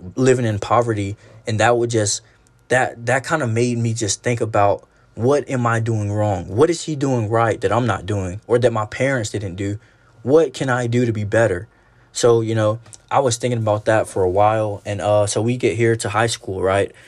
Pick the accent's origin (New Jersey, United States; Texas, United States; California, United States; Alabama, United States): Alabama, United States; I'm actually from Alabama